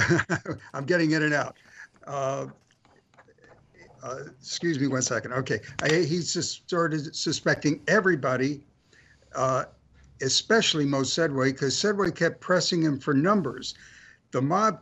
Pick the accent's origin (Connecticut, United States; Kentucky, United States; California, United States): California, United States; also born or lived in Jacksonville, Florida; I came to California from Jacksonville, Florida in October of 1952